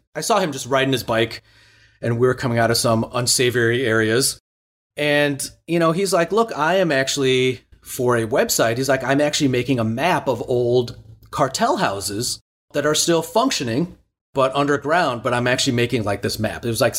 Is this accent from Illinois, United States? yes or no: yes; Chicago, Illinois, United States; I grew up in Chicago listening to a lot of Latin music and a lot of Latin pop.